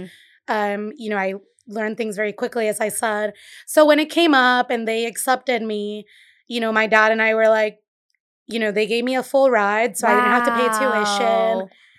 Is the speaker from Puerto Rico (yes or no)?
yes; Caguas, Puerto Rico; also born or lived in Brooklyn / Boston; now in Providence, United States; I grew up in Puerto Rico. So okay. I grew up in in a town called Caguas. It's a valley, mm-hmm. Maybe 20 minutes inland from San Juan.